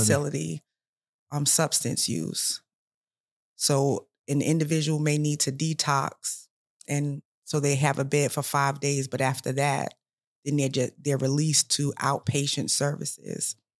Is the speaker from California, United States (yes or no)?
no; New York, United States; also born or lived in South Carolina; now in Columbia, South Carolina, United States; I'm originally from New York